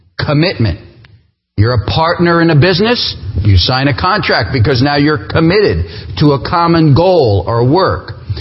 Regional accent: New Jersey, United States; moved away as an adult; now in Appleton, United States; I'm from New Jersey. You'll pick up that accent at some point.

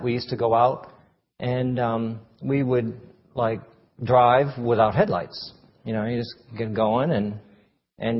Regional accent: Maine, United States; moved away as an adult; now in Uruguay; I'm from Maine, so I know what snow is and cold.

